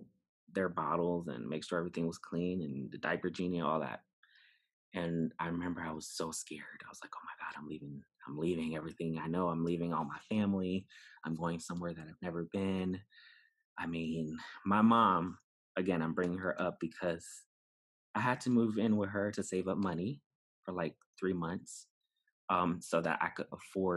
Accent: New York City, New York, United States; moved away; also born or lived in Bronx, New York City; I was born in the Bronx. I was raised in Brooklyn for some time

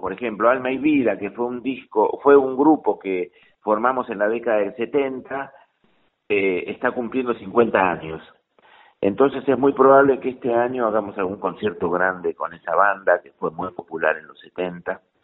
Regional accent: Bernal, Buenos Aires Province, Argentina; yo soy de Bernal, así que también soy sureño.

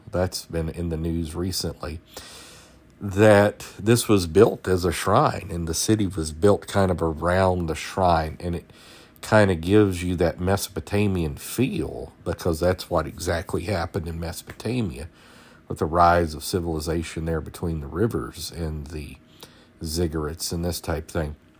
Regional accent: South Georgia, United States; I'm from South Georgia

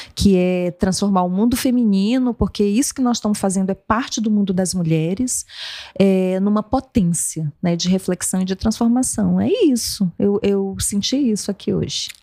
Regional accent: Amazon, Brazil; moved away; eu, eu cresci na Amazônia

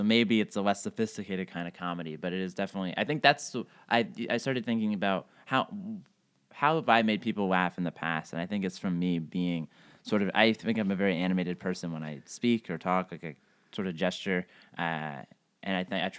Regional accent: East Coast, United States; now in Los Angeles, United States; I am a stand-up comedian in Los Angeles. I grew up mostly on the East Coast, went to school in Chicago, and moved out to Los Angeles after I graduated.

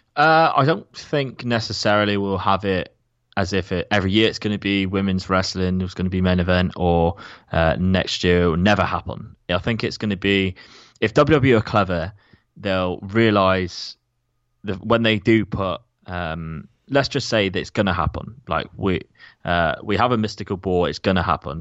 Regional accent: Plymouth, South West England, United Kingdom; my hometown of Plymouth

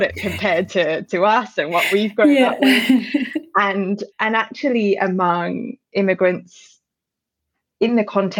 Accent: United Kingdom; now in Australia; as a Brit who moved, born and raised in the UK

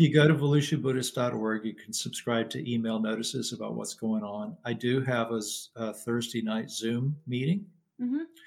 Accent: Lubbock, Texas, United States; now in Florida, United States; where I grew up in Lubbock, Texas

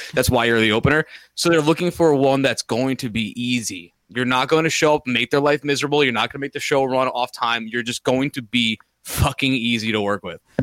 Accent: New York, United States; we're from New York

